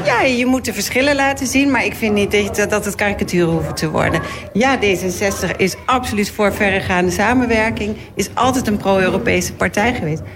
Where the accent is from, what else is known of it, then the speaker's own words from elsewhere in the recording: Netherlands; Wij zijn Nederlanders